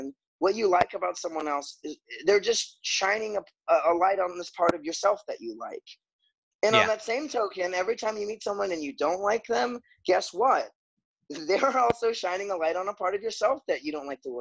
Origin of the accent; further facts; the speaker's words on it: Florida, United States; also born or lived in Chicago / Wellington, New Zealand; now in Gainesville, United States; I'm from Florida originally